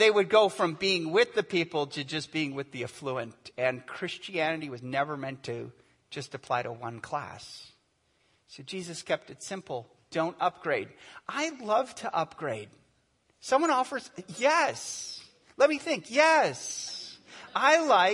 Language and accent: English; United States; I'm an American. We ask what's on our minds, right?